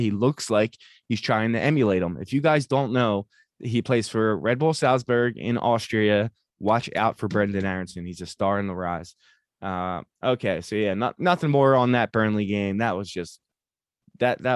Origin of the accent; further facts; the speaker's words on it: United States; as an American